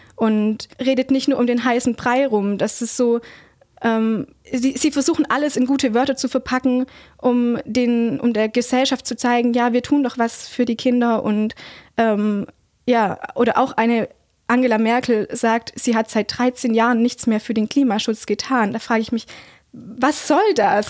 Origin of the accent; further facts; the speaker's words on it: Heidenheim, Baden-Württemberg, Germany; Ich bin gebürtige Heidenheimerin